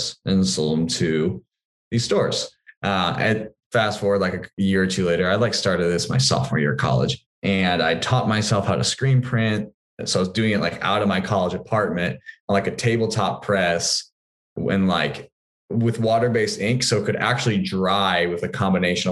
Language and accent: English; Indiana, United States; we are from Indiana